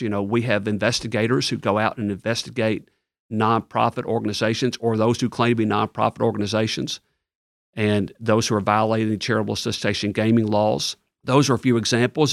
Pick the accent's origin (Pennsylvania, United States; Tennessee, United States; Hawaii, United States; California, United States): Tennessee, United States; Ripley; moved away as an adult; also born or lived in Bartlett, Tennessee; now in East Tennessee, United States; I grew up in Ripley, Tennessee, which is all the way on the western part of the state, about an hour north of Memphis